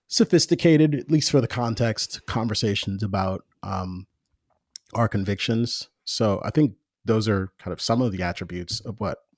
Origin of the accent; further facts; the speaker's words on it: Jamaica; I'm I'm both Jamaican and and former evangelical.